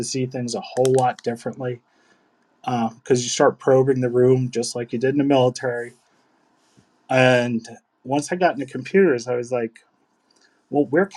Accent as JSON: {"language": "English", "town": "New York City", "region": "New York", "country": "United States", "tie": "born or raised there", "said": "I grew up in Sunset Park in good old Brooklyn"}